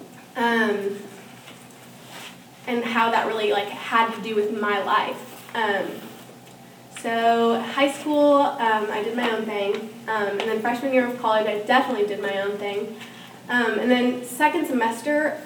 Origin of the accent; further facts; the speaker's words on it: Norman, Oklahoma, United States; also born or lived in Venezuela; I grew up here in Norman, and I was born in Venezuela, but which is in South America. But I grew up here in Norman since I was two.